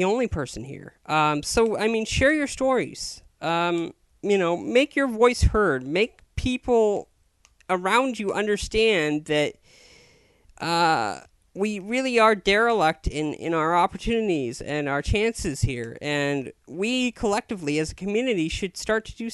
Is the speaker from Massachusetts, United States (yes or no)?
no; Chico, California, United States; I was born in Chico, California on September 30th, 1984